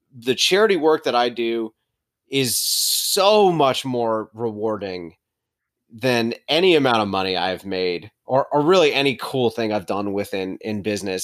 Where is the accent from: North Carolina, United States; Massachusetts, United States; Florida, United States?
North Carolina, United States; Charlotte; also born or lived in Winston-Salem, North Carolina; we're from Charlotte